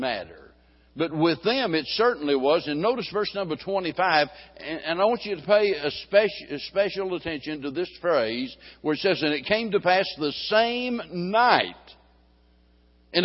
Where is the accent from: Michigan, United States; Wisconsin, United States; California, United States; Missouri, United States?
Missouri, United States; Springfield; being born and raised in Springfield, Missouri